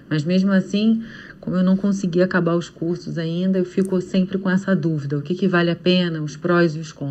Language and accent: Portuguese; Rio de Janeiro, Brazil; sou do Rio de Janeiro